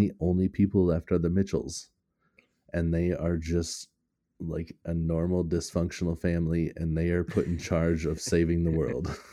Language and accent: English; United States; I'm American